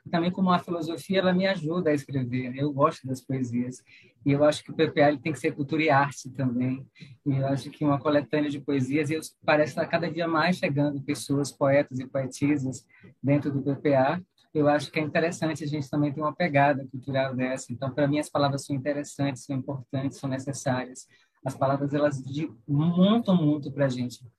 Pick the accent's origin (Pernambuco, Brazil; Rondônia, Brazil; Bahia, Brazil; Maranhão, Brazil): Bahia, Brazil; eu que venho da Bahia, mas estou trabalhando no Piauí, né, o baiano que existe em mim saúda esse novo baiano que existe em você.